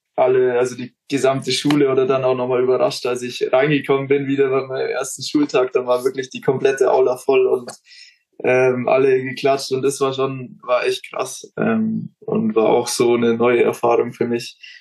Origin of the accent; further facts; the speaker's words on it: Neumarkt, Bavaria, Germany; Neumarkt, da wo ich herkomme